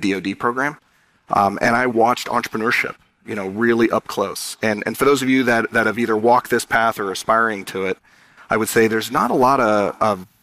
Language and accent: English; San Diego, California, United States; I was born in San Diego, the son of immigrant parents